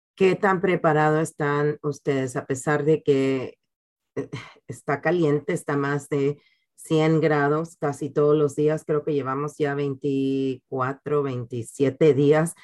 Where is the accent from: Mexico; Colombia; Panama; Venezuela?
Panama; now in San Antonio, United States; Panamá, el país donde yo nací